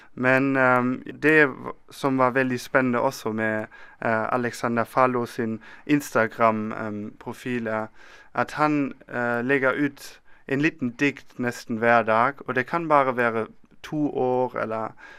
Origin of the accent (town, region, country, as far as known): Germany; Norwegian is a second language; now in Bergen, Norway